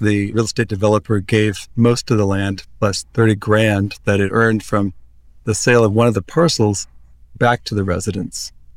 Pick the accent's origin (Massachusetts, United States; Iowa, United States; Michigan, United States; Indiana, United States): Iowa, United States; moved away as an adult; now in Palm Springs, United States; I grew up in Iowa, but I moved here a couple of years ago with my partner